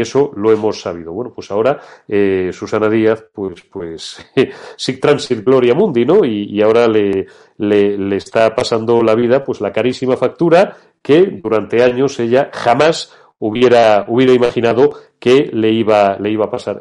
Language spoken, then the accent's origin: Spanish; Spain; España, que es mi patria y que es mi tierra